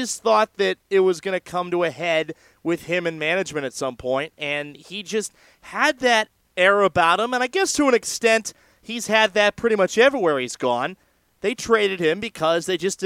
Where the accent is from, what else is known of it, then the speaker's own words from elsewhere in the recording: San Francisco Bay Area, California, United States; I am from the San Francisco Bay Area